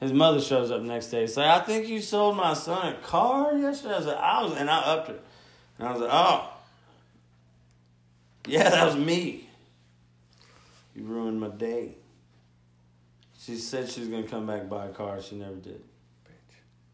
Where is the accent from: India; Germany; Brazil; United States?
United States; Gulfport, Mississippi; moved away; I'm from Mississippi, the dirty, dirty